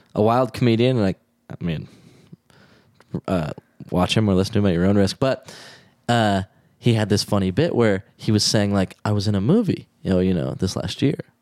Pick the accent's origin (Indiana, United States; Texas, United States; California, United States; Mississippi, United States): Texas, United States; moved away; I was raised in Texas